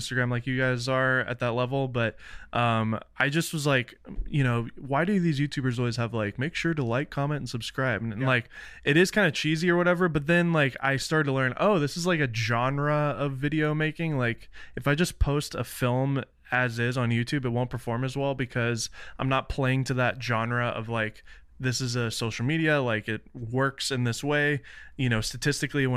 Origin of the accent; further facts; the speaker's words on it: Nashville, Tennessee, United States; I'm from Nashville. My dad's a Christian music producer.